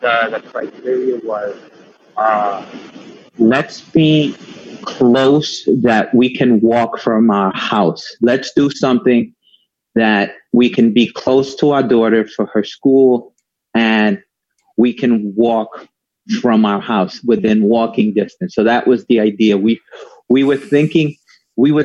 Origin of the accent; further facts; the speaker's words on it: New York City, New York, United States; also born or lived in South Slope, Brooklyn; I used to come from the Bronx